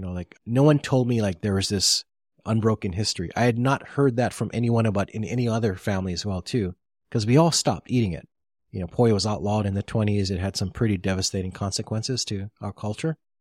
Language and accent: English; Honolulu, Hawaii, United States; I was from KPT